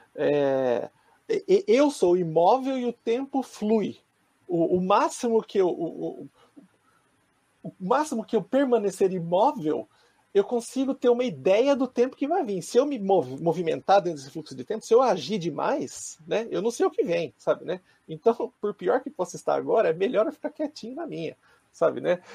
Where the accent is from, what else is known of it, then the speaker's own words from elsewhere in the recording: Brazil; moved away as an adult; now in Japan; eu cresci no Brasil